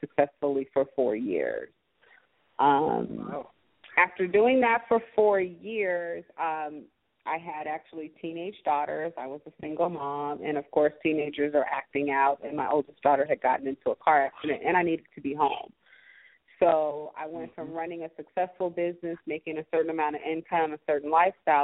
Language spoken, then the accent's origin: English; California, United States; now in Atlanta, United States; I grew up in California